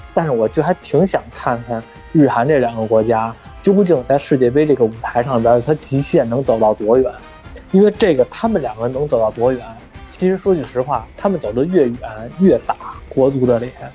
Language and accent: Chinese; China; 还是说我们中国人也好